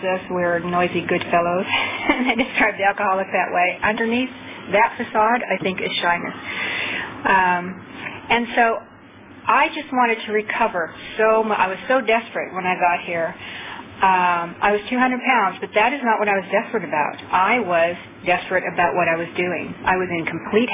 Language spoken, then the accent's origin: English; Seattle, Washington, United States; also born or lived in Orange County, California; now in Los Angeles, United States; I'm from Los Angeles, but I'm from Seattle, but then I moved to Orange County, went to OA in Orange County. Now I live in Los Angeles